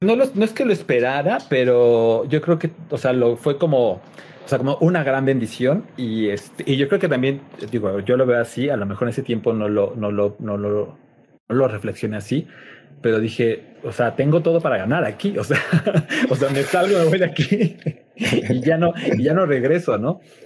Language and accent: Spanish; Cuernavaca, Morelos, Mexico; moved away as an adult; now in Mexico City, Mexico; nací en la Ciudad de México, pero muy, eh, como a los 10 años me llevaron a vivir a Cuernavaca, entonces puedo decir que crecí realmente en, Cuernavaca